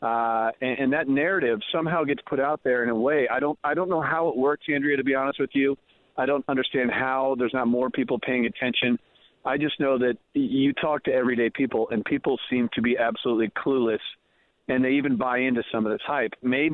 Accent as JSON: {"language": "English", "region": "Missouri", "country": "United States", "moved": "yes", "said": "I'm originally from Missouri"}